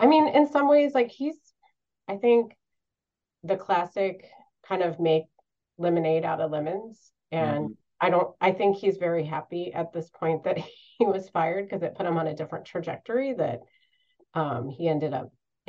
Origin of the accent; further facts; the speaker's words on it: Florida, United States; I was born and raised in Florida, and I was used to having flat sandy beaches and warm Atlantic water.